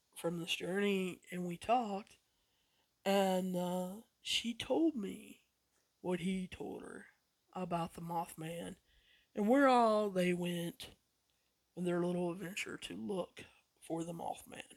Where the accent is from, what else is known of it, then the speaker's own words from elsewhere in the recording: West Virginia, United States; I grew up probably 30, 45 minutes away from Point Pleasant